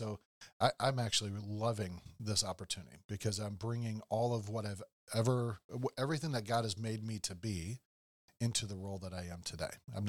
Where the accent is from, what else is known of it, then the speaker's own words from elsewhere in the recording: Iowa, United States; Well, I mean, I've shared a lot about my background of growing up on a farm, growing up in Iowa